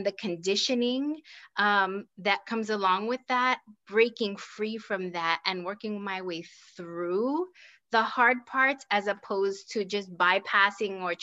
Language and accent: English; New York City, New York, United States; moved away as an adult; also born or lived in Puerto Rico; now in Kansas, United States; my hometown is New York City by way of Puerto Rico. That's where my family is from